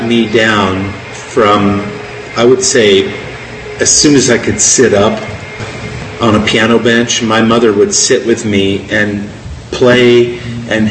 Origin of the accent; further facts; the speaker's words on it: Oakland, California, United States; I was born and raised in Oakland, California.